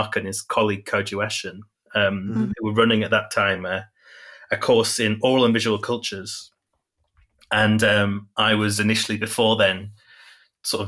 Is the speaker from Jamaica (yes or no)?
no; Yorkshire and the Humber, United Kingdom; now in Huddersfield, United Kingdom; I am a writer and photographer from Yorkshire, in the UK.